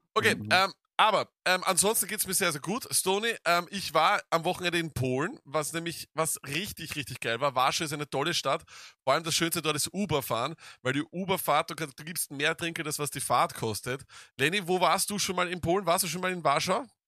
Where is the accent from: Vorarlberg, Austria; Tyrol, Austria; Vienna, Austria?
Vienna, Austria; bei uns in Wien